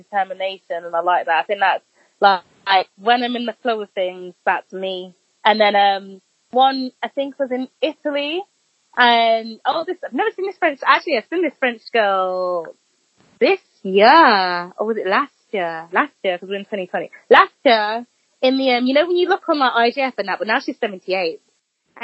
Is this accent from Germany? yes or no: no; Birmingham, West Midlands, United Kingdom; I'm from Birmingham